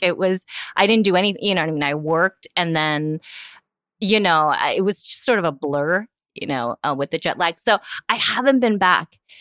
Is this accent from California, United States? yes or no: yes; Union City, California, United States; English is a second language; also born or lived in Korea; I grew up in the East Bay, which is very different from San Francisco. You know, the East Bay is predominantly all immigrant communities, all, you know, communities of color, like, definitely where I grew up in Union City